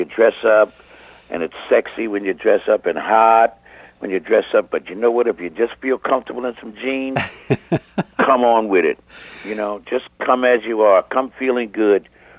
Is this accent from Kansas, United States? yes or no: no; Philadelphia, Pennsylvania, United States; moved away; I'm from Philadelphia, Pennsylvania.